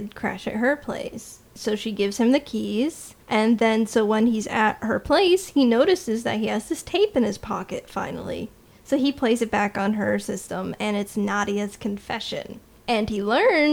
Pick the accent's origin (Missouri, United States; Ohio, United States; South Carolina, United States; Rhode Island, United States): Rhode Island, United States; I am from Rhode Island